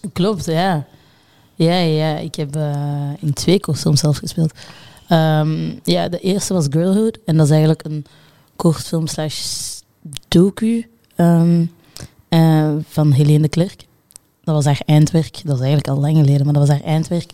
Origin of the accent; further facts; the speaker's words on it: Brussels, Brussels-Capital Region, Belgium; geboren in Brussel.